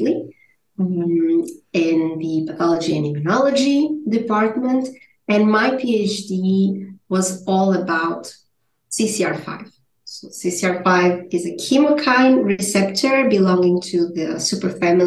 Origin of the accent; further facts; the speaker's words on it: Portugal; moved away as an adult; also born or lived in Switzerland; now in Basel, Switzerland; I am originally from Portugal